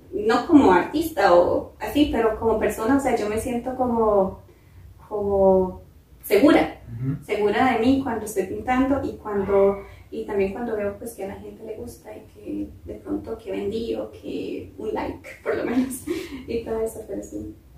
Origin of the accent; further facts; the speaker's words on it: San Isidro de El General, San José, Costa Rica; yo soy de Pérez Celedón, este, allá en nuestra casa en Pérez Celedón